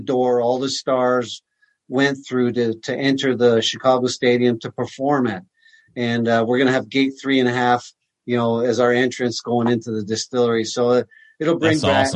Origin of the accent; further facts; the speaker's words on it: Canada; growing up in Canada, you know, as a young Canadian boy, I was born in 65